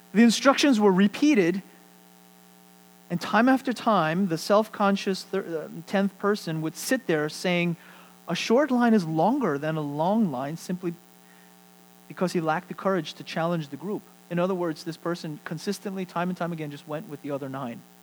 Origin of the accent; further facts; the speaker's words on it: United States; as American Christians